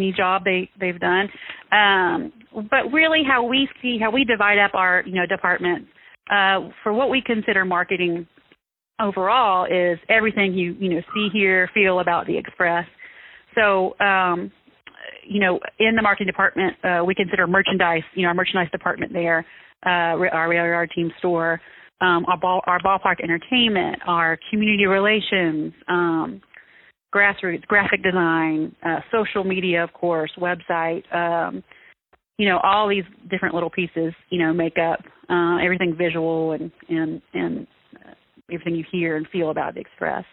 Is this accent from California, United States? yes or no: no; South Alabama, United States; moved away; I was probably 11 or 12 growing up in South Alabama